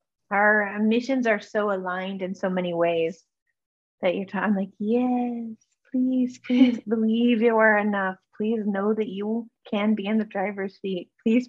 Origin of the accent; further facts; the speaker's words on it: Alaska, United States; born there; Yeah, actually I was born in Alaska, so.